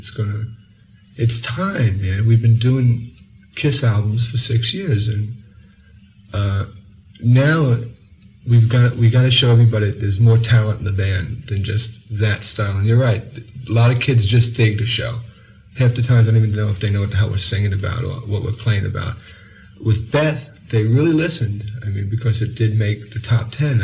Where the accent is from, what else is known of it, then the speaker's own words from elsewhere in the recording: New York City, New York, United States; I'm from New York, and I'm proud of it. I'm really from Brooklyn